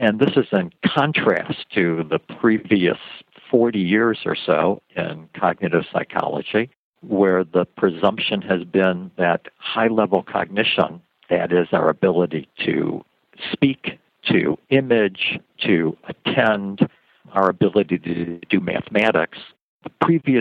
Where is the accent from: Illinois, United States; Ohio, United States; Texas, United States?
Ohio, United States; Cleveland; moved away as an adult; also born or lived in Oxford, Ohio / Michigan / Wisconsin; now in Arizona, United States; I was born in Cleveland